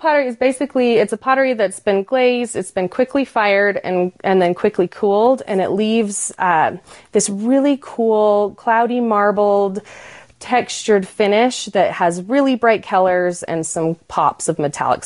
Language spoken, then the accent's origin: English; Utah, United States; So I grew up in Utah and I was raised exploring Southern Utah of the national parks